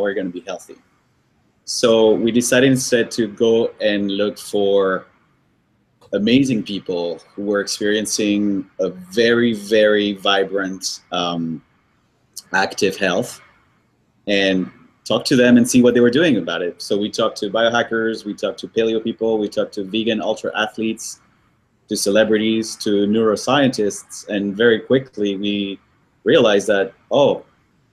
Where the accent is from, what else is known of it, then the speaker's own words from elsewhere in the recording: Paris, Île-de-France, France; also born or lived in Colombia / Brazil / Tokyo / New York; now in United States; I'm Colombian, but I grew up in Paris.